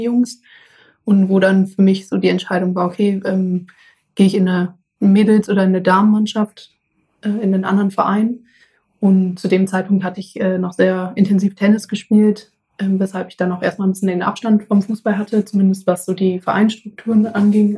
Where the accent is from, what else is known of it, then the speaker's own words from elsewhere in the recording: Essen, North Rhine-Westphalia, Germany; bei äh, uns früher im Garten in Essen, wo ich herkomme